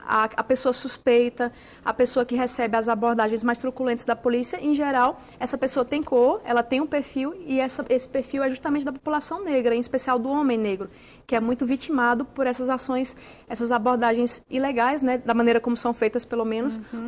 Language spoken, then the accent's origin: Portuguese; Alagoas, Brazil; moved away; minha família é de Alagoas, né, sou nordestina